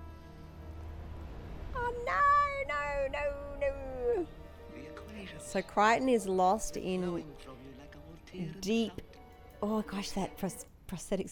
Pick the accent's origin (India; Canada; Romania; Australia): Australia; moved away; if we say lemonade at home in Australia, that will be Sprite